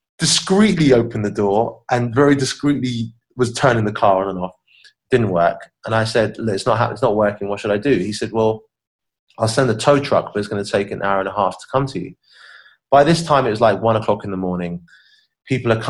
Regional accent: Southampton, South East England, United Kingdom; moved away as an adult; also born or lived in Miami; when I was growing up in Southampton as a kid

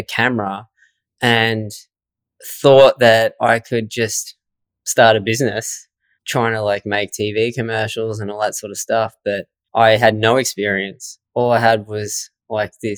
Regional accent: Swan Hill, Victoria, Australia; I grew up in Swan Hill, Victoria

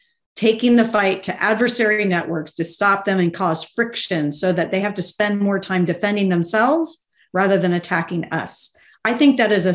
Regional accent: Kentucky, United States; I grew up in Kentucky

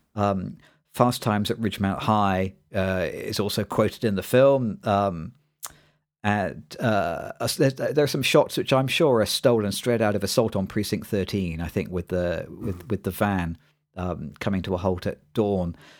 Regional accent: East Midlands, United Kingdom; bit of a nerdy kid growing up in the East Midlands in the U K

